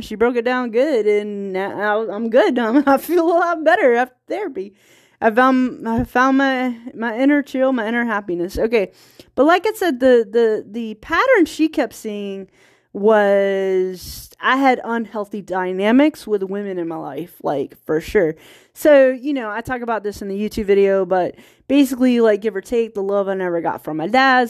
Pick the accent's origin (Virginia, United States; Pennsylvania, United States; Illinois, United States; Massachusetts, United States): Virginia, United States; small town; accent: country accent; moved away; also born or lived in California; I'm from small town Virginia, so there's California English, and then there's Virginia English. And if I'm tired, like, my accent kicks in.